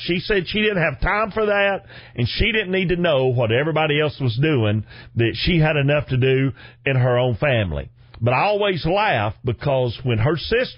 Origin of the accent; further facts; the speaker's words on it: Chickamauga, Georgia, United States; accent: thick; I'm born and raised in Chickamauga, Georgia